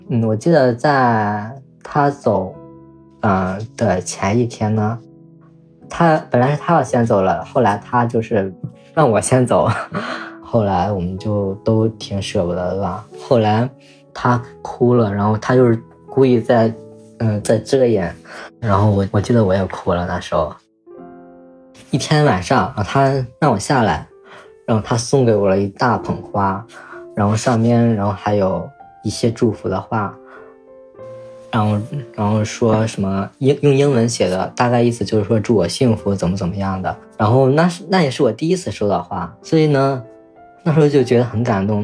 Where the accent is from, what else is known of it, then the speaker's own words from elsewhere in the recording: northern China, China; 我来自 ，嗯，北方的一个很小的一个城市